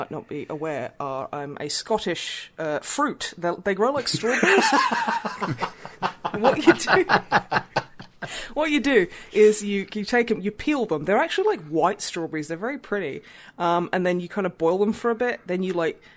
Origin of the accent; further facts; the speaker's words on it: Australia; I'm Australian